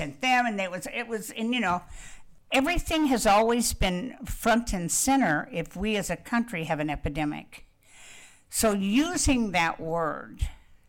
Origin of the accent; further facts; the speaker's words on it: Wichita, Kansas, United States; I'm from Wichita, Kansas, and I grew up with the Koch brothers